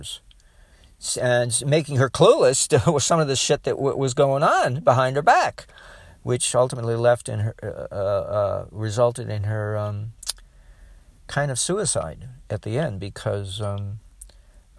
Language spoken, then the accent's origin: English; United States; I'm all American